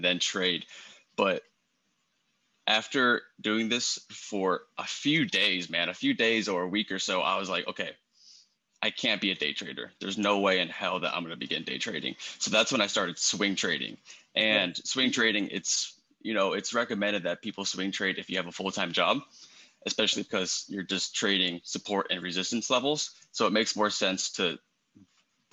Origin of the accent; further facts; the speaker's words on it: Baltimore, Maryland, United States; moved away as an adult; now in Hawaii, United States; I'm not native Hawaiian. I'm not from here. I'm from Baltimore